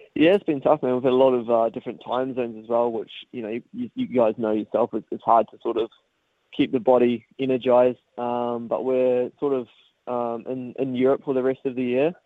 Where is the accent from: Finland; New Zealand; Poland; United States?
New Zealand; growing up in New Zealand